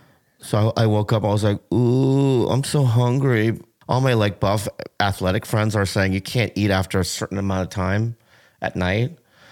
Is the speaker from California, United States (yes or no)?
yes; San Diego, California, United States; I grew up in San Diego.